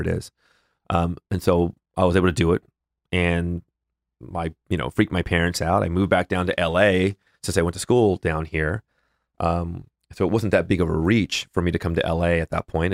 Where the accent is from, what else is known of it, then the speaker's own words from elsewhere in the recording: Northern California, United States; also born or lived in Los Angeles, California; I grew up in Northern California.